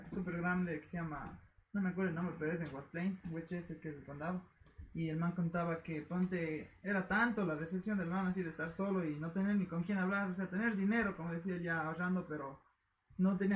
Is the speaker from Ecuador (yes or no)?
yes; Ecuador; also born or lived in United States